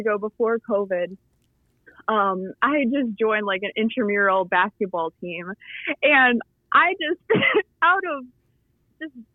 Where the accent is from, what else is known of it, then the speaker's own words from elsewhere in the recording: Philippines; now in United States; when I was growing up in the Philippines, I played basketball over there